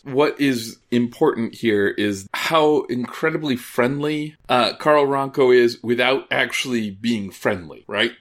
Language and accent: English; Midwest, United States; growing up in the Midwest.